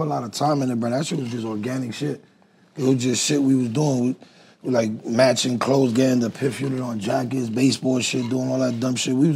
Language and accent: English; New York City, New York, United States; I'm from Spanish Harlem